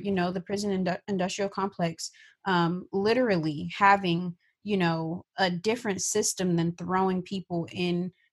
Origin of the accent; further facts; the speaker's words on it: Bay Area, California, United States; I'm from the Bay Area